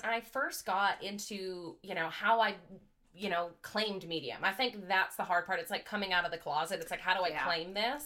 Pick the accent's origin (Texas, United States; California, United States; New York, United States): California, United States; Grass Valley; moved away as an adult; now in Louisville, United States; I was born and raised in Grass Valley, California.